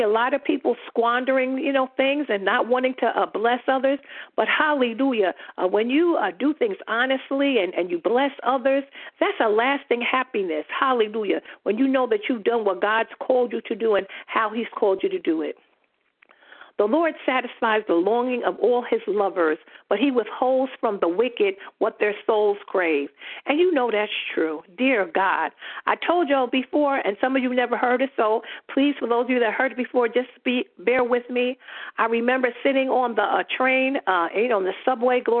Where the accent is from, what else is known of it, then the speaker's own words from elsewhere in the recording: New York City, New York, United States; I grew up in Queensbridge Projects in New York City, the largest projects in the world